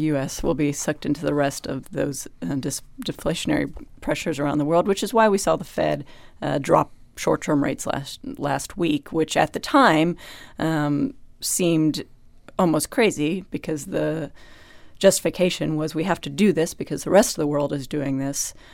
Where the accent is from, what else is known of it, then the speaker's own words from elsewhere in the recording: United States; I am an American.